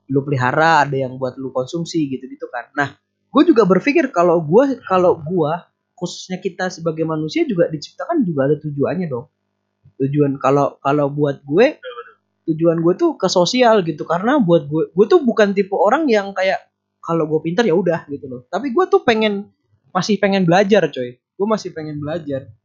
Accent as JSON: {"language": "Indonesian", "town": "Yogyakarta", "region": "Special Region of Yogyakarta", "country": "Indonesia", "lives_now": "Malang, Indonesia", "said": "gue cerita saya tuh dari Jogja ini ini ini"}